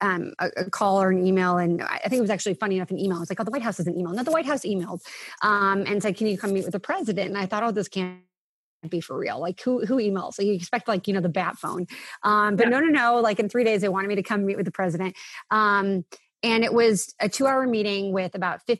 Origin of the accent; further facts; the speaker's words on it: Villa Park, Illinois, United States; I was this kid from Villa Park